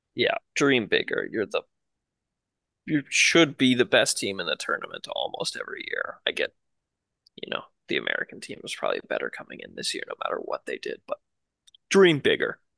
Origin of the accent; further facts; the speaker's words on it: Canada; as a Canadian